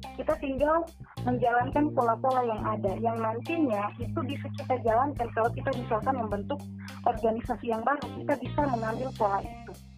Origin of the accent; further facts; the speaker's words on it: Lambunu, Central Sulawesi, Indonesia; now in Sigi, Indonesia; saya dari Pantai Timur, di Mutong, di Desa Lambunu